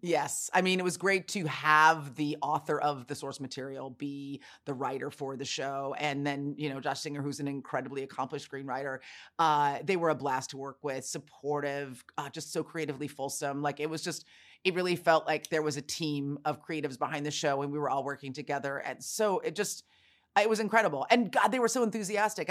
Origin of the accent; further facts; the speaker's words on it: San Francisco, California, United States; I was born and raised in San Francisco